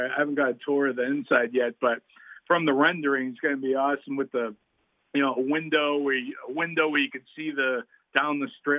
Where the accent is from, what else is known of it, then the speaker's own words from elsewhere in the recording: New England, United States; now in Las Vegas, United States; I'm actually from the New England area